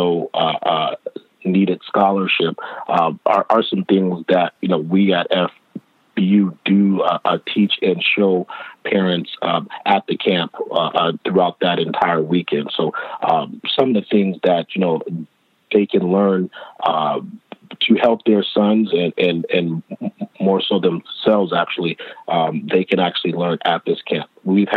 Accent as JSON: {"language": "English", "town": "Los Angeles", "region": "California", "country": "United States", "tie": "born or raised there", "said": "being born and raised in Los Angeles, I'm a West Coast guy"}